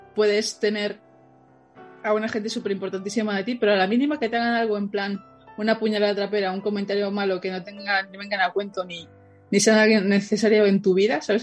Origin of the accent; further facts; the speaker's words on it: Madrid, Community of Madrid, Spain; Los madrileños siempre decimos aquí en Madrid cuando estamos en otro sitio